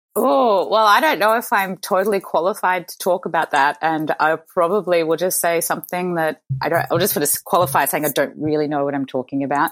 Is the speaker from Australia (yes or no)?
yes; Mornington Peninsula, Victoria, Australia; also born or lived in Chicago; I was born in Chicago, but I moved to Australia to Australian parents as a baby. So I'm a dual American Australian uh, citizen. But I grew up in a lovely part of Australia called the Mornington Peninsula